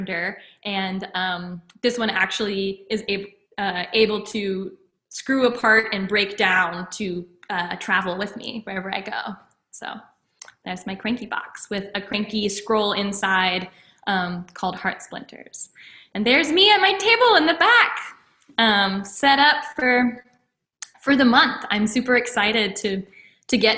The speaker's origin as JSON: {"language": "English", "town": "Cincinnati", "country": "United States", "moved": "as an adult", "lives_now": "Baltimore, United States", "said": "I come from Cincinnati, Northern Kentucky originally, but I have been based in Baltimore for the past couple of years."}